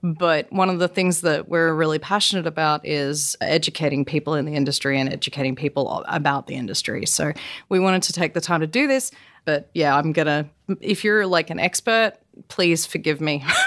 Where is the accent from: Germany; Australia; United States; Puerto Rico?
Australia; moved away; also born or lived in South Korea; I'm Australian